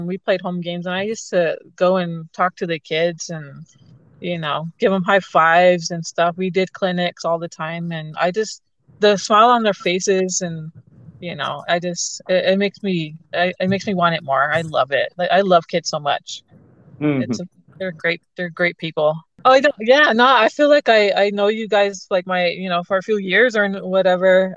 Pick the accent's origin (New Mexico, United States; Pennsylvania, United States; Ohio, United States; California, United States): New Mexico, United States; Gallup; my hometown in Gallup